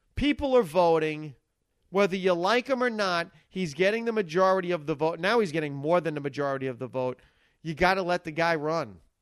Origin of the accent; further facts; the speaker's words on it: United States; as an American citizen